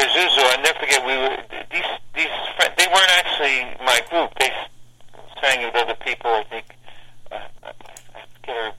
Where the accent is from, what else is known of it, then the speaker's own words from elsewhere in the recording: Asbury Park, New Jersey, United States; also born or lived in Newark, New Jersey; when I came down here from Newark, I was in a grammar school, Catholic grammar school, Our Lady of Mount Carmel in Asbury Park.